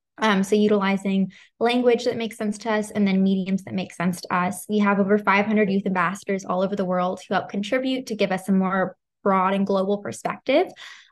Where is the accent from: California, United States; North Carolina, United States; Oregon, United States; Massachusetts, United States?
California, United States; Santa Barbara; I'm 18 years old. I'm the founder of The Cram. I'm from Santa Barbara, California.